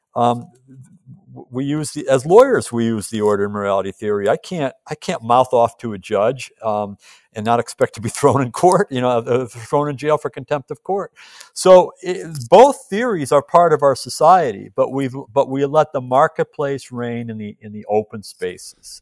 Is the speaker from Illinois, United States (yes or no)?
yes; Chicago, Illinois, United States; my hometown, Chicago